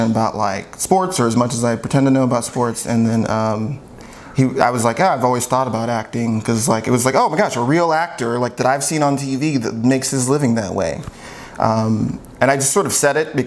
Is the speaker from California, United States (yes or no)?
yes; Southern California, United States; I grew up mostly in Southern California